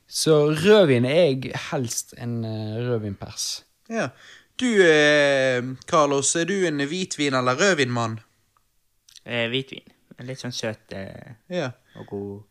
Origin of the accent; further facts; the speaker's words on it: Stavanger, Rogaland, Norway; jeg er fra Stavanger, vi har olje